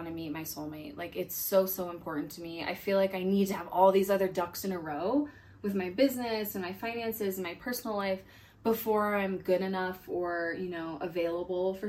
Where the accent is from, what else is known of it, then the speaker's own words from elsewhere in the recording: Denver, Colorado, United States; I'm from Denver, Colorado